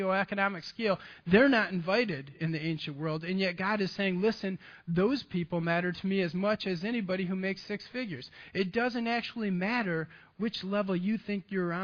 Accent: Grand Haven, Michigan, United States; I'm from West Michigan

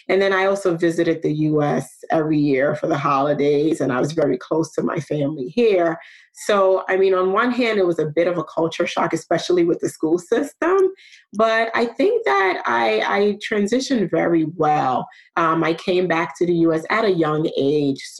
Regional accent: New York, United States; also born or lived in Nigeria; I was born in New York. I was born in the Bronx. Uh, my parents met here in the US while they were attending college uh, got married. We were here for a few years and then uh, relocated to Nigeria. So I was in Nigeria for about seven years.

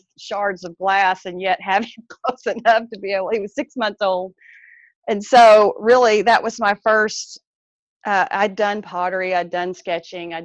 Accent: East Texas, United States; I am in deep East Texas. Thank the Lord. I moved away for a time, and so I'm thrilled to be back home where I was raised.

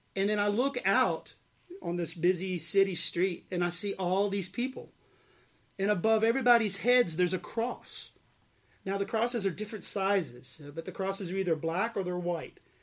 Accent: Arkansas, United States; moved away as an adult; I grew up in Arkansas. Uh, I was born and raised there on a farm, actually, uh, and lived there until I graduated high school

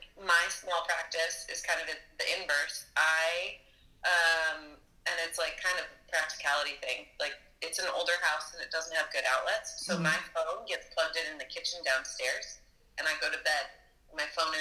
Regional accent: West Coast, United States; moved away; I am from the West Coast

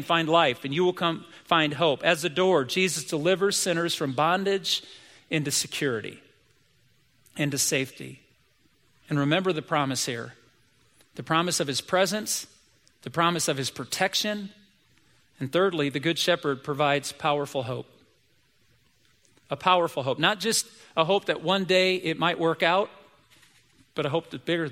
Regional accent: United States; I'm an American kid

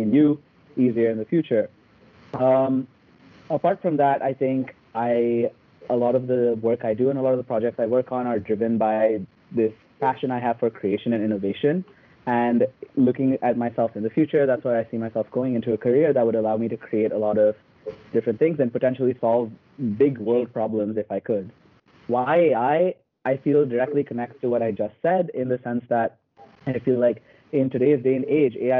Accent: India; moved away; I'm originally from India. I grew up in a couple of different cities

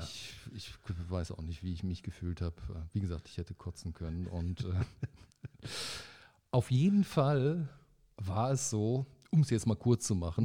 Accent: Paderborn, North Rhine-Westphalia, Germany; moved away as an adult; now in Bonn, Germany; in Paderborn, da wo, ja. ich, wo ich ja wegkomme

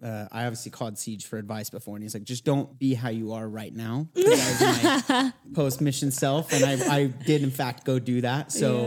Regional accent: Sandy, Utah, United States; So I'm from Sandy. So born and raised. Went to Alta High School.

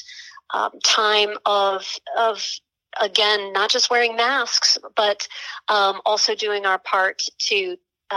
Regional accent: Tulsa, Oklahoma, United States; as a young person growing up in Tulsa, Oklahoma

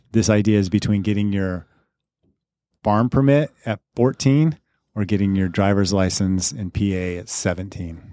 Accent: Crowley, Colorado, United States; I grew up in Crowley, Colorado

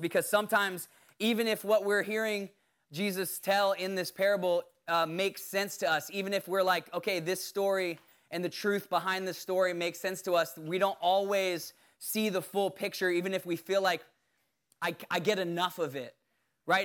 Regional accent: Bermuda; I was born in Bermuda

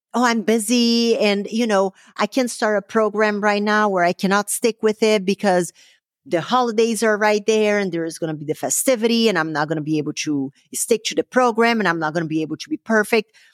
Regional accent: Brazil; moved away; growing up in Brazil.

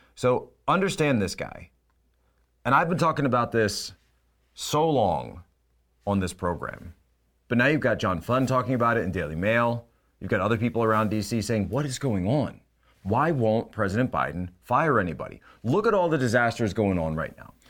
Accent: Philadelphia, Pennsylvania, United States; I'm from the Philadelphia area.

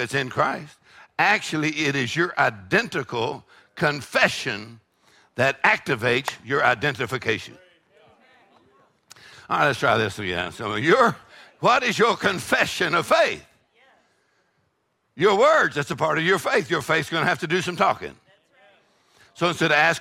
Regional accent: Texas, United States; I'm from Texas. We eat jalapenos

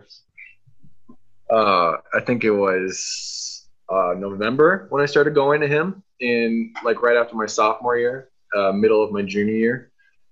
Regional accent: Kansas City, Missouri, United States; I'm from Kansas City, Missouri. I was born and raised there

